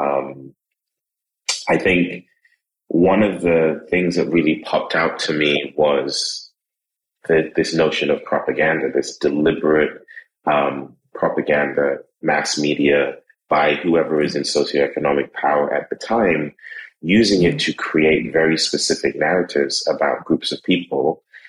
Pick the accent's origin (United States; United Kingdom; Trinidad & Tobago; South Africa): Trinidad & Tobago; people see me and then I open my mouth and then I tell them I'm from Trinidad and I tell them where I've lived.